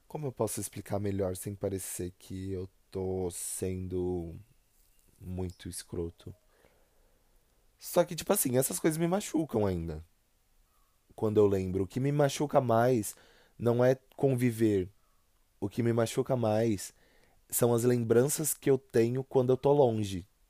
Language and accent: Portuguese; São Paulo, Brazil; accent: paulista; Eu sou de São Paulo. Né? Eu sou do estado de São Paulo, moro na região metropolitana